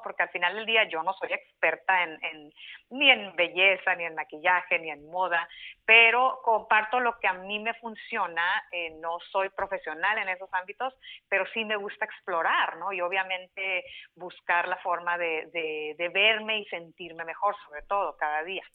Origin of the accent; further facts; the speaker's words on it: Mexicali, Baja California, Mexico; moved away as an adult; now in San Diego, United States; Yo soy de Mexicali, Baja California, México. Eh, ahí nací, crecí, hice la mayor parte de mi vida